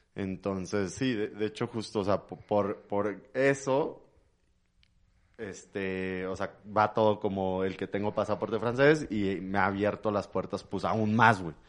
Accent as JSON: {"language": "Spanish", "region": "Mexico City", "country": "Mexico", "tie": "born or raised there", "also_born_or_lived": "London", "said": "nací en México, en la Ciudad de México"}